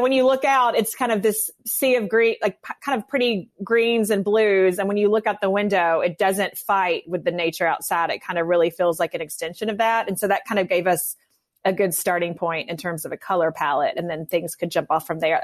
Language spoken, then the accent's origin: English; north of Memphis, West Tennessee, United States; now in Birmingham, United States; I grew up in West Tennessee. I'm not from a hunting family. I, you know, I say we hunt for antiques and that's pretty much it. But I mean, I love, I, grew, I did grow up north of Memphis